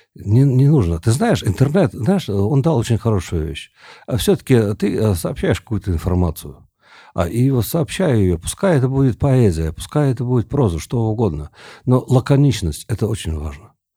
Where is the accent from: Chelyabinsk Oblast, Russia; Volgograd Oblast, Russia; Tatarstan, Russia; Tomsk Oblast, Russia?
Tomsk Oblast, Russia; Tomsk; moved away as an adult; also born or lived in South Carolina, United States; now in Moscow, Russia; Я вообще из Томска, я жил на реке